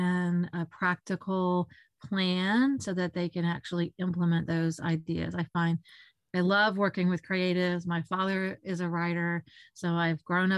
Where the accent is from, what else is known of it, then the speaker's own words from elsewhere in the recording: Florida, United States; also born or lived in Mississippi; I was born in Mississippi. We moved to Florida when I was young